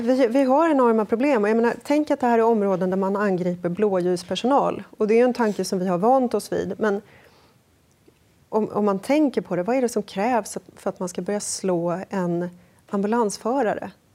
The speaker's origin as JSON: {"language": "Swedish", "town": "Sollentuna", "region": "Stockholm County", "country": "Sweden", "tie": "born or raised there", "said": "jag växte upp i Sollentuna"}